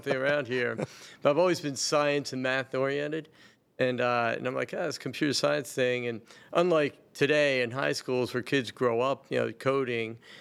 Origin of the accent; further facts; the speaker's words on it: Bel Air, Maryland, United States; also born or lived in Baltimore, Maryland; grew up in Bel Air, and that's where I'm from